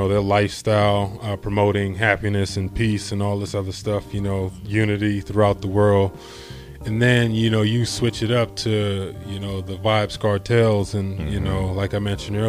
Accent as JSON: {"language": "English", "country": "Bahamas", "tie": "born or raised there", "also_born_or_lived": "Nassau, Bahamas / California", "moved": "yes", "said": "I was born in the Bahamas, Nassau, Bahamas, and then grew up on Eleuther, Bahamas."}